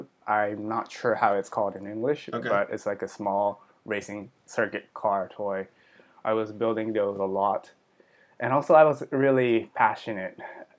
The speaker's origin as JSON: {"language": "English", "region": "Pennsylvania", "country": "United States", "tie": "born or raised there", "also_born_or_lived": "Japan", "second_language": "English", "said": "Like I was born in Japan in 1990, but I moved to United States in Pennsylvania in like 1997. So from like elementary school, first grade to third grade, I was growing in the United States."}